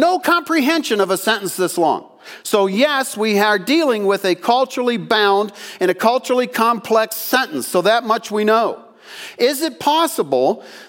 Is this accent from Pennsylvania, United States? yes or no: yes; Pennsylvania, United States; I grew up in Pennsylvania